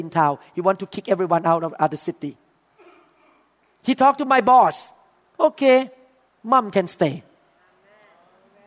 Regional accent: Thailand; accent: thick English accent; English is a second language; moved away as an adult; now in United States

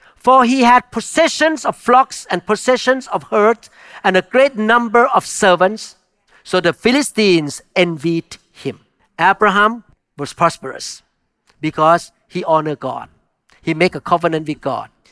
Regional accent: Thailand; moved away; I grew up in Thailand where you can talk to the spirit

